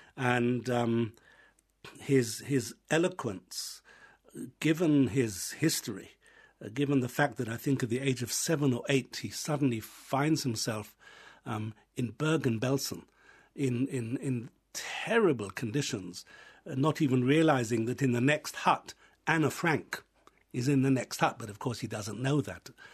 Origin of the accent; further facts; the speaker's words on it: England, United Kingdom; moved away as an adult; also born or lived in Israel; now in Ireland; I was raised in England, I was educated in England, finished my university studies there